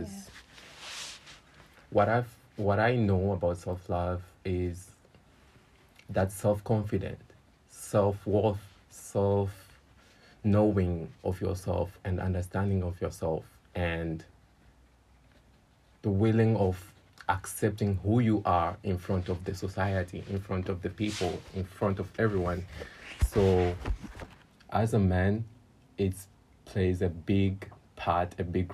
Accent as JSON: {"language": "English", "country": "Tanzania", "moved": "as an adult", "lives_now": "China", "said": "I'm from Tanzania. I'm actually studying in China"}